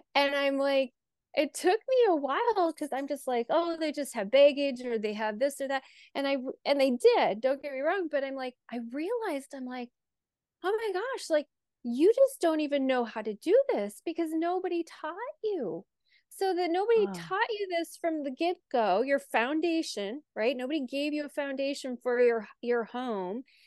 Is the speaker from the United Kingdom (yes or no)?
no; North Dakota, United States; moved away as an adult; also born or lived in Tucson, Arizona; 14 miles from my farm that I grew up on in North Dakota